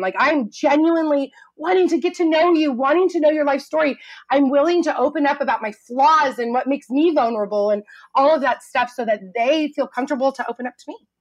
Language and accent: English; Truckee, California, United States; moved away as an adult; also born or lived in Chico, California / Los Angeles; my teeny little hometown, Truckee, California, up in Lake Tahoe